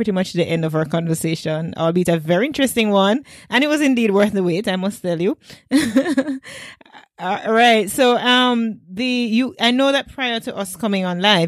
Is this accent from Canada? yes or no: no; Jamaica; As a Jamaican